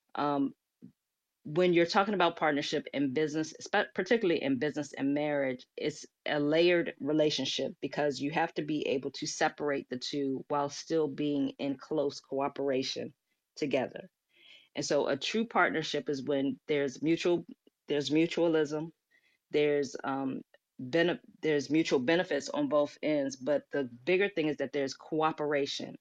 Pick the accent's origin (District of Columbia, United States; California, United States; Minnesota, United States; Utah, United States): District of Columbia, United States; Washington; I'm a native from Washington, D C, was born and raised in Washington, D C